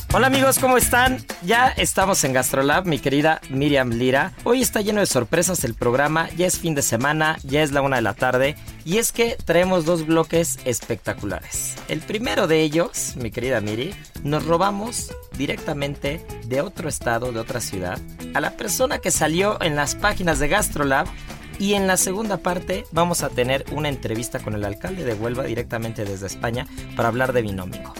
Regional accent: Mexico; yo soy mexicano

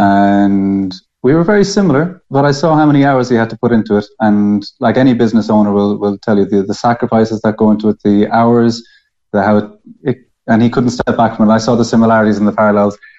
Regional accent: Ireland; moved away as an adult; now in Spain; I'm Irish

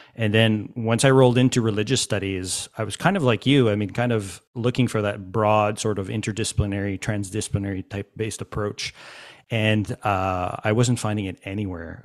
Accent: Montreal, Quebec, Canada; I'm from Montreal

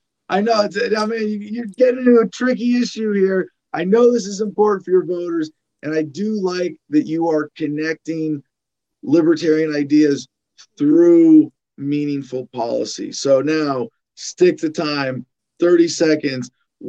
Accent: Arizona, United States; Being a veteran in my home state of Arizona, I will be following your race.

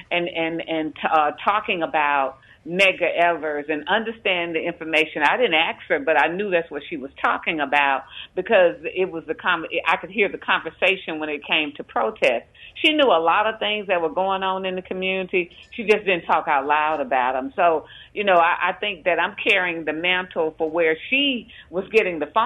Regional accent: Jackson, Mississippi, United States; we were like a a, a community that was a, a safe haven. Uh, African Americans lived in one part of West Jackson.

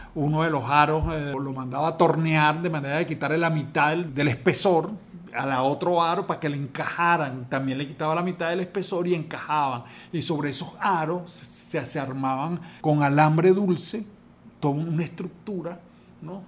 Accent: Caracas, Capital District, Venezuela; also born or lived in Calabozo, Guárico; yo nací en un pueblo, en una, bueno, una ciudad, en Calabozo, en el estado Guárico, y mi familia decidió venirse a Caracas

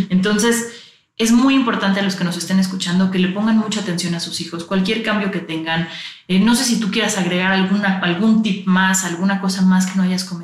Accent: Mexico; O sea, de verdad es como sociedad mexicana tenemos muchas cosas que cambiar.

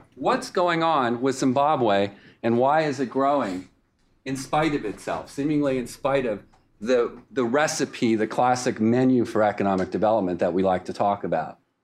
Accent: Winston-Salem, North Carolina, United States; Winston-Salem, North Carolina, my hometown

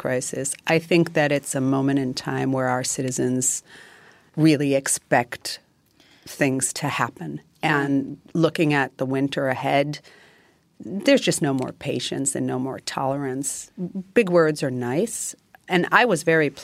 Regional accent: Greece; I'm from Greece and I'm with the EPP group

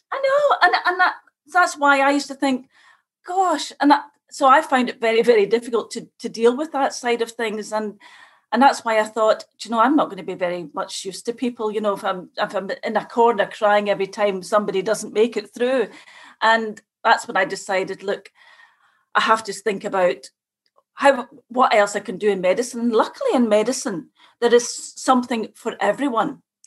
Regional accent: Scotland, United Kingdom; moved away as an adult; now in Ireland; I come from Scotland

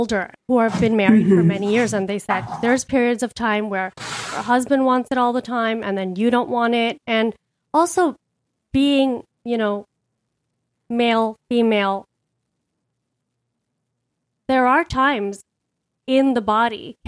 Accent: India; I grew up in a patriarchal culture. I'm Indian.

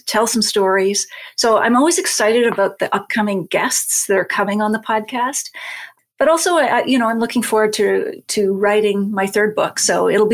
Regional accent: Nova Scotia, Canada; I'm from Nova Scotia

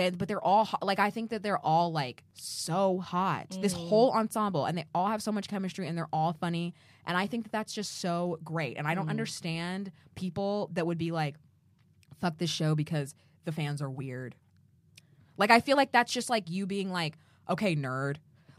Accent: United States; I'm American.

